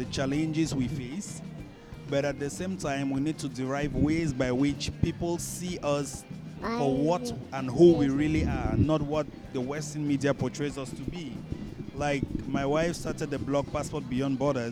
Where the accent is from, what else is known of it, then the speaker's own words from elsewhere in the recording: Cameroon; moved away as an adult; also born or lived in Dubai / United States; now in Malaysia; We grew up back in Cameroon.